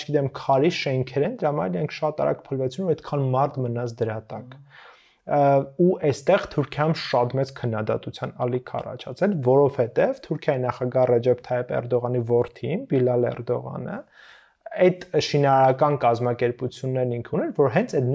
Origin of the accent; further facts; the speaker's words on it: Stepanavan, Lori, Armenia; ես Ստեփանավանից եմ